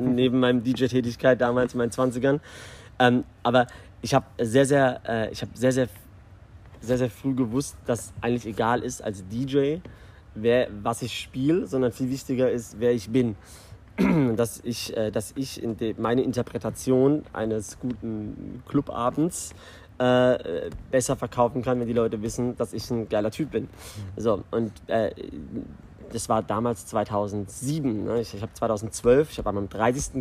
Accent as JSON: {"language": "German", "town": "Karlsruhe", "region": "Baden-Württemberg", "country": "Germany", "moved": "as an adult", "lives_now": "Dubai, United Arab Emirates", "said": "ich bin ursprünglich aus Deutschland. Ich komme aus dem wunderschönen Südwesten Karlsruhe"}